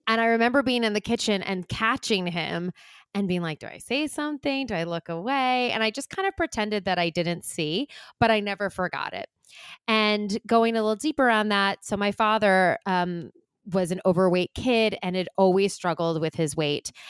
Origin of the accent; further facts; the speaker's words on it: Long Island, New York, United States; now in New York City, United States; I grew up on Long Island